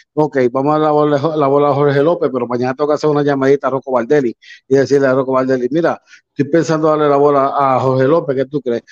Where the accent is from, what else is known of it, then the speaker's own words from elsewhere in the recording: Puerto Rico; siendo puertorriqueño